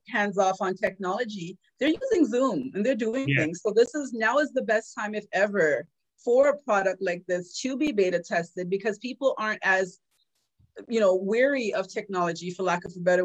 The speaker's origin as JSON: {"language": "English", "country": "Trinidad & Tobago", "moved": "yes", "lives_now": "Toronto, Canada", "said": "I'm from the Caribbean."}